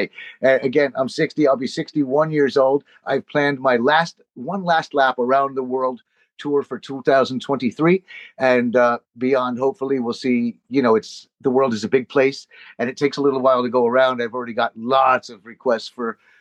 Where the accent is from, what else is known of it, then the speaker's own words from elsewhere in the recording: New Jersey, United States; moved away; I was from New Jersey